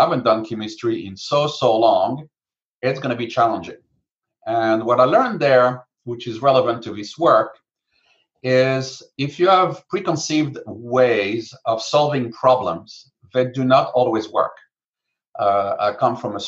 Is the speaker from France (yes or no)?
yes; France; moved away as an adult; now in United States; I came from France for 1 year exchange